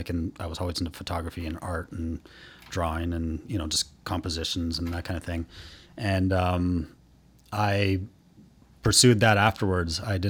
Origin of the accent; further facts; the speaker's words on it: Vancouver, British Columbia, Canada; Sure. Yeah, I'm from Vancouver originally.